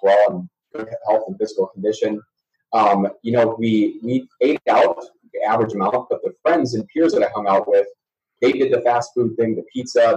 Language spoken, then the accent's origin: English; Oregon, Wisconsin, United States; moved away; So Madison, Wisconsin, um, actually um, a suburb just outside of Madison, Wisconsin, Oregon, Wisconsin, town of about well now nine thousand people. Um, that's home for me. So born and bred uh, cheesehead